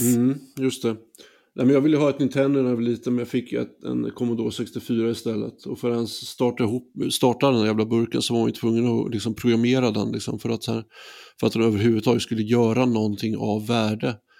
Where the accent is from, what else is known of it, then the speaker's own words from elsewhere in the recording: Västervik, Kalmar County, Sweden; Västervik på 90-talet, eh, där jag växte upp